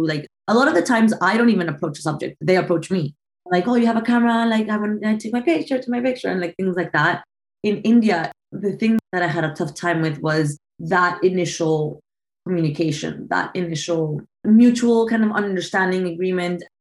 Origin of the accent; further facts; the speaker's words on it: Bogota, Bogotá Capital District, Colombia; now in Brooklyn, United States; I'm from Colombia. I was born and raised in Bogota